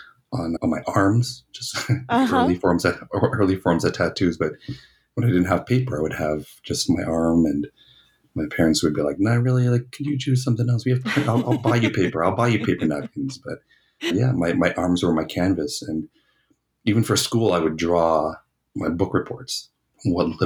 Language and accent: English; Toronto, Ontario, Canada; now in Winnipeg, Canada; I'm originally from Toronto